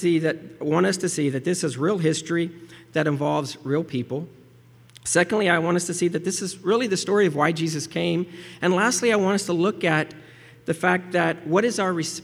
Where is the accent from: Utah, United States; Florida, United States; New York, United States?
Florida, United States; Gulf Coast, Central; I grew up in Central Florida, on the West Coast, along the Gulf Coast of Florida